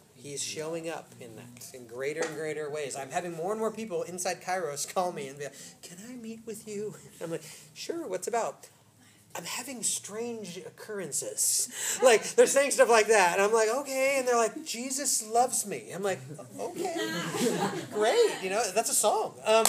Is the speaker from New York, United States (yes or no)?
no; Oak Park, Illinois, United States; I grew up in Oak Park, okay?